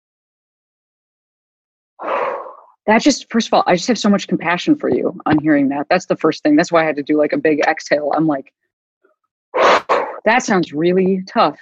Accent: Chicago, Illinois, United States; now in Los Angeles, United States; I'm from Chicago

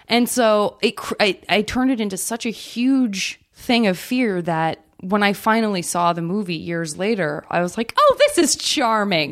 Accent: Tucson, Arizona, United States; I'm from Tucson, Arizona.

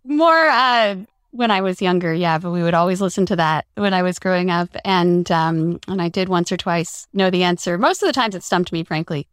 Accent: Denver, Colorado, United States; I grew up in Denver

